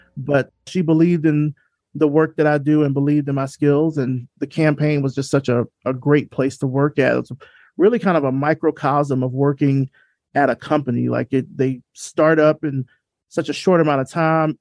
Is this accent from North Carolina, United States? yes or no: no; Selma, Alabama, United States; I grew up in Selma, Alabama